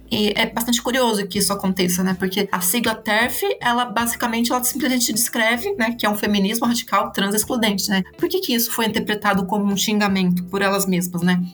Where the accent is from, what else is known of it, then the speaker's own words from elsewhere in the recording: Botucatu, São Paulo, Brazil; moved away as an adult; also born or lived in Campinas; eu sou de Botucatu, né? Eu vim para estudar é, letras em Campinas